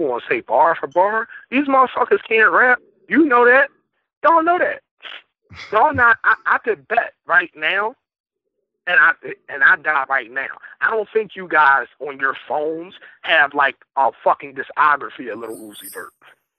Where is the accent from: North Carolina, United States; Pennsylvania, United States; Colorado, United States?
Pennsylvania, United States; Philadelphia; I'm from West.